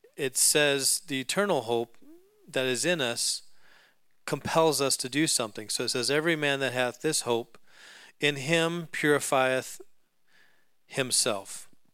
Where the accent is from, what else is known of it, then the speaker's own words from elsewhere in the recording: Alaska, United States; I grew up in Alaska